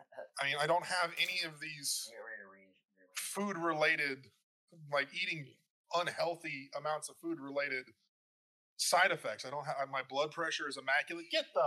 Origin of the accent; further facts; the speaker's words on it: Philippines; born there; I was born in the Philippines.